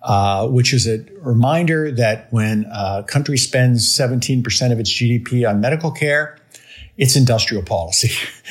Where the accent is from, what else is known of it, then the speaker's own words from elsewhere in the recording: western Pennsylvania, United States; moved away; I'm actually from a small town in western Pennsylvania, which, by the way, voted two-thirds for Trump in 2016 and two-thirds for Trump in 2020.